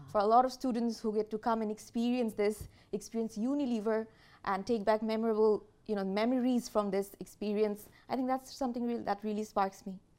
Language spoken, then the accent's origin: English; Bangladesh; I'm from Bangladesh, and I'm currently leading the employer brand agenda in Bangladesh